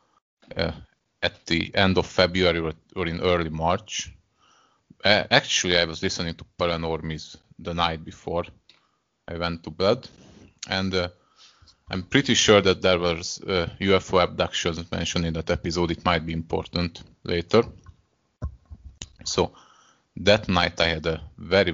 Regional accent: Hungary; first language Hungarian; English is a second language; I'm from Hungary.

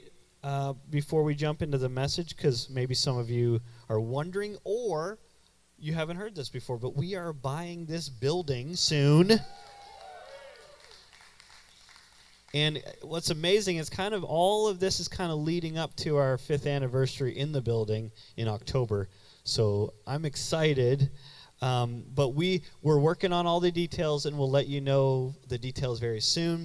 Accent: Canada; moved away as an adult; now in United States; I grew up in what in Canada we call UPC

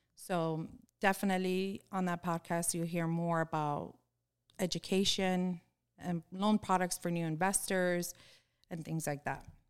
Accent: Miami, Florida, United States; I'm born and raised in Florida. I've lived here my whole life

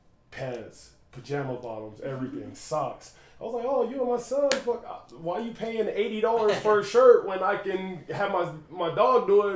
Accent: Las Vegas, Nevada, United States; now in Utah, United States; Growing up in Vegas, I started when I was like 12.

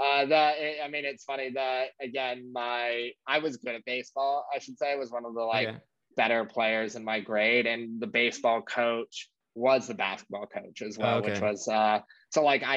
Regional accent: New York City, New York, United States; Born and raised in New York. I grew up in Battery Park all the way downtown

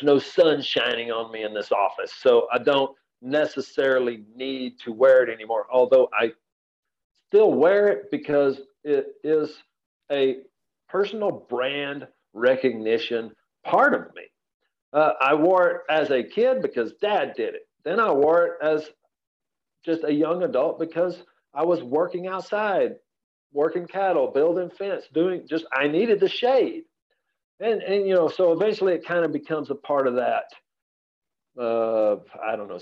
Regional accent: Comanche, Texas, United States; born, raised on a registered Hereford cattle operation in Central Texas, a little town called Comanche

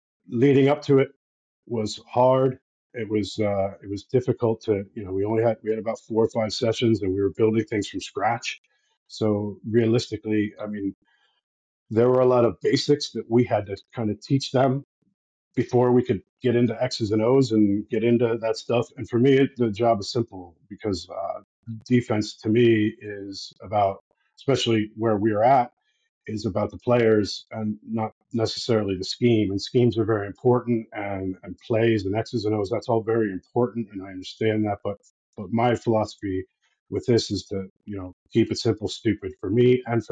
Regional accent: United States; moved away as an adult; now in Ireland; I'm an American expat, so I moved here 12 years ago now

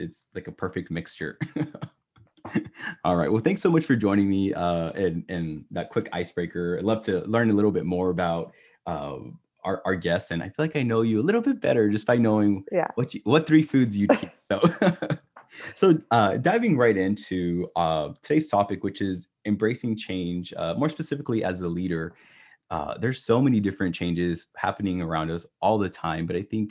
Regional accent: Texas, United States; Brisket barbecue. I'm Texan.

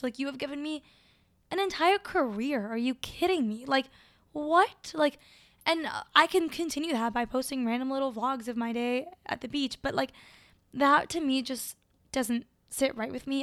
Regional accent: Caracas, Capital District, Venezuela; moved away; was born in Caracas, Venezuela, and it's beautiful.

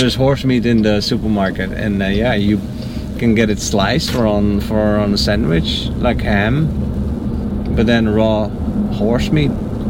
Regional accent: Netherlands; moved away; From the Netherlands.

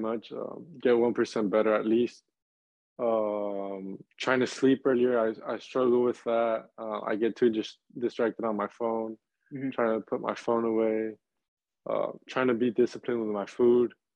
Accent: Laredo, Texas, United States; moved away as an adult; now in Charlotte, United States; I'm from Laredo, which is two and a half hours away from from RGV.

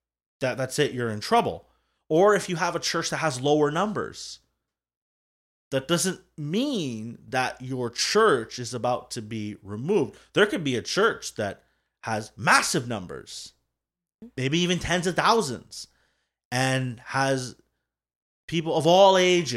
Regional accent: Scotland, United Kingdom; So don't just be like, oh … likes it.

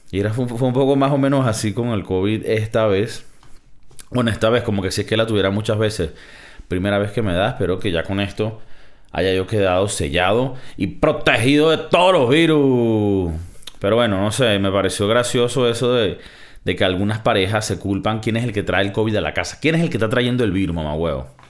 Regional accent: Venezuela; De mi, de mi tierra, de mi, de de Venezuela.

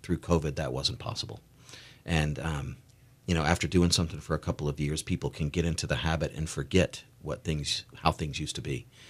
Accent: outside Nashville, Tennessee, United States; moved away as an adult; also born or lived in Beaufort, South Carolina / Parris Island, South Carolina; now in Eugene, United States; I grew up outside of Nashville, Tennessee, in very little towns, Ridgetop and White House and Greenbrier

